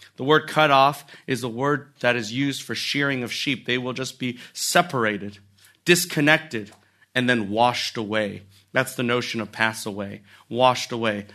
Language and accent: English; United States; we as Americans